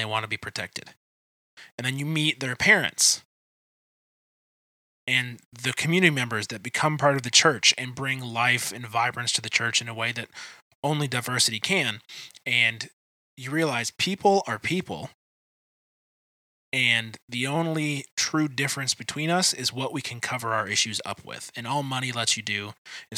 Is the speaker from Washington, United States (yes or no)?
no; Detroit area, Michigan, United States; I was at a church most of my life that was on the edge of Detroit